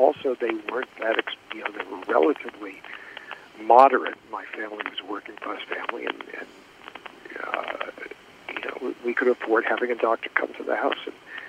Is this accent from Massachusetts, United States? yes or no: yes; Springfield, Massachusetts, United States; I grew up in Springfield, Massachusetts. Let me give that as an example. A town of about 300,000 people.